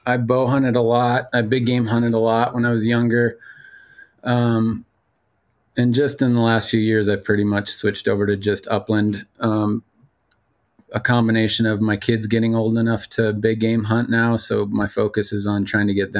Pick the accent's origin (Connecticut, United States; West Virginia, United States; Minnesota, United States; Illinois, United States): Minnesota, United States; central; moved away as an adult; now in Montana, United States; I grew up in central Minnesota, the son of a extremely avid hunter